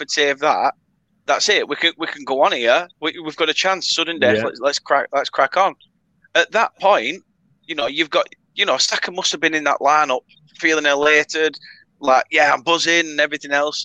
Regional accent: Burnley, North West England, United Kingdom; I'm from Burnley.

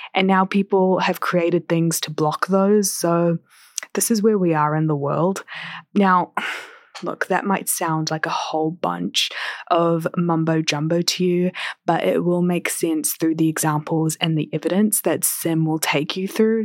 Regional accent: New Zealand; accent: Kiwi; moved away as an adult; now in Toronto, Canada; I've been away from home for over a year and my accent is still, like, Kiwi

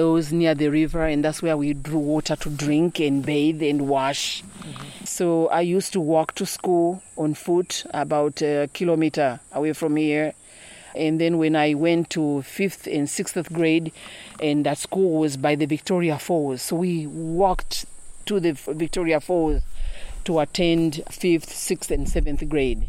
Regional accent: Nsongwe village, Southern Province, Zambia; moved away as an adult; also born or lived in United States; I was born and raised in Songwe village in Zambia.

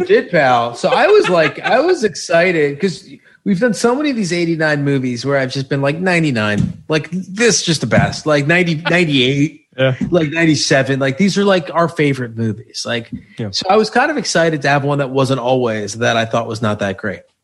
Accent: suburbs of New York, United States; I am from the suburbs of New York

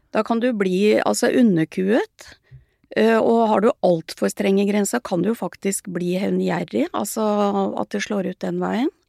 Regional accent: Sandefjord, Vestfold, Norway; jeg vokste opp i Sandfjord på 50-tallet

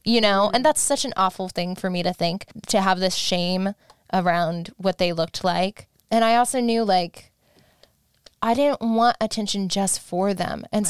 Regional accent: Alaska, United States; now in Los Angeles, United States; I had a friend that I grew up with in Alaska

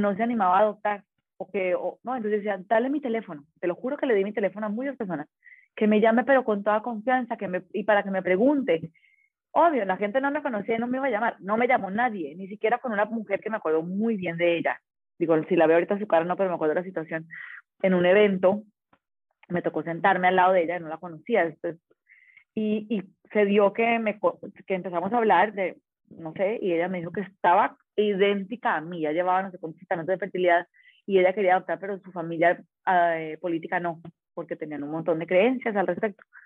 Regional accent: Colombia; also born or lived in Medellín; now in Baja California, Mexico

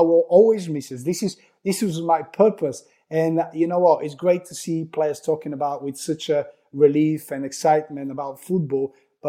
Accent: Bulgaria; now in United Kingdom; No, not at all. Not at all. I've seen some friends been interesting about the horse racing, but I haven't since. But when I moved to UK, then I really realized how big is it.

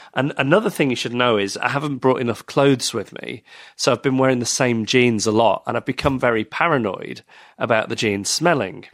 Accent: Manchester, North West England, United Kingdom; moved away; I was born in Manchester.

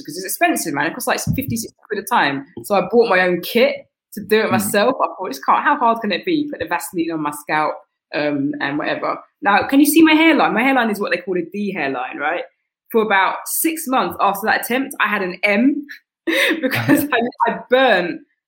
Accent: United Kingdom; We're British

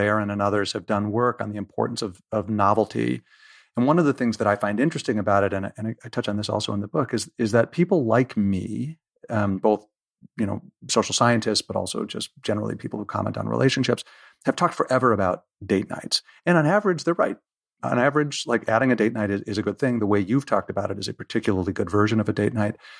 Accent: United States; I'm excessively American

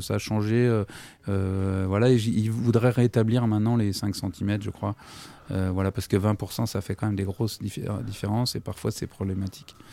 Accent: Versailles, Île-de-France, France; born or raised there; also born or lived in Paris / Montreuil

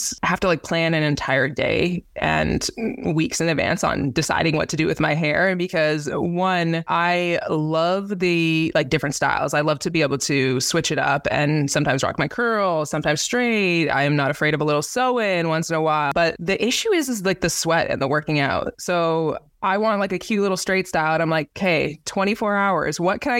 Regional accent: Canada; now in Indianapolis, United States; This is where I kind of like made home base being from Canada.

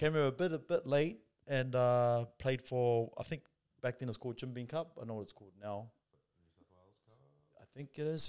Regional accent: Auckland, New Zealand; moved away as an adult; now in Australia; So I'm brought up in New Zealand. I'm brought up in New Zealand in South Auckland. Played footy over there.

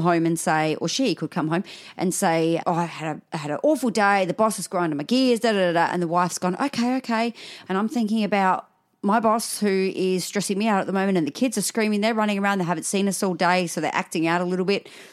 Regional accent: Australia; accent: Aussie; I'm talking Aussie 'cause my mum's Scottish

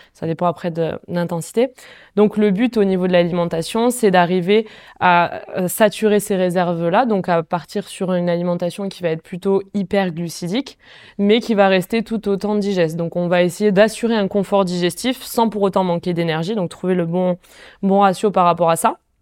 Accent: Font-Romeu, Occitania, France; je viens de Font-Romeu, j'ai grandi là-bas

